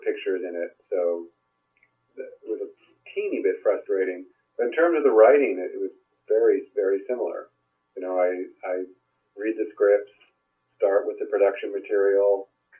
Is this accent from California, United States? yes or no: yes; Bay Area, California, United States; I'm from the Bay Area